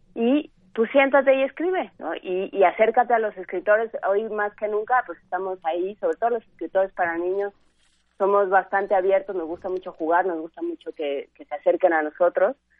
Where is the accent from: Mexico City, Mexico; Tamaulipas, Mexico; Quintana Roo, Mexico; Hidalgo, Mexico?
Mexico City, Mexico; crecí, nací, crecí en Ciudad Universitaria